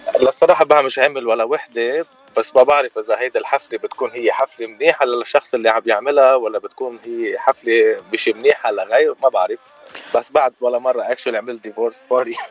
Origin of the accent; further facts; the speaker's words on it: Zahle, Beqaa, Lebanon; moved away as an adult; also born or lived in Beirut, Lebanon; now in California, United States; أنا من زحلة وسكان بيروت، وصار لي بالاغتراب بثلاث سنين